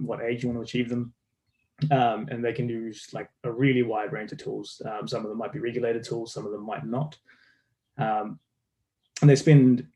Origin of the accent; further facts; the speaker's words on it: New Zealand; As you can tell from my accent, I'm from New Zealand. I'm a Kiwi.